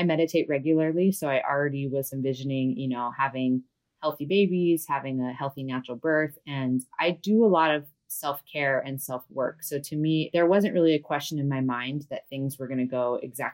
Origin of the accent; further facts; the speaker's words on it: Big Island of Hawaii, United States; I am from the Big Island of Hawaii, born and raised here